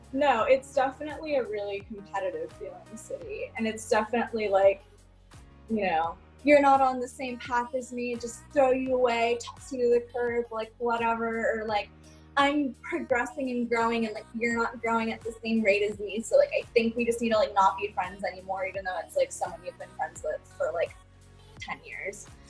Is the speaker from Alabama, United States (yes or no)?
no; Los Angeles, California, United States; grew up in Venice, which is kind of wild